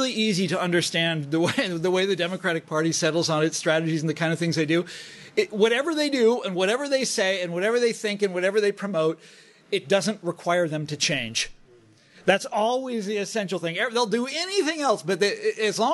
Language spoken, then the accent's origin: English; Kansas, United States; I'm from Kansas